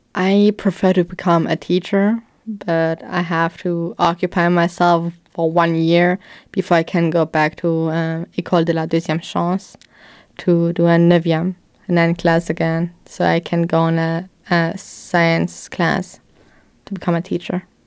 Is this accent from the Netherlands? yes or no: no; Sandweiler, Luxembourg; I grew up in a children's home in Sandweiler for twelve years.